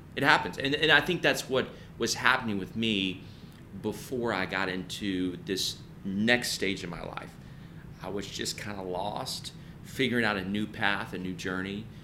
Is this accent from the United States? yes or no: yes; Nashville, Tennessee, United States; I, I grew up in Nashville